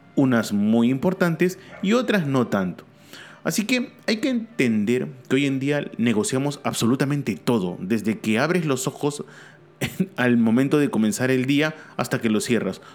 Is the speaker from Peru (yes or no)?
yes; Peru; mi país, Perú.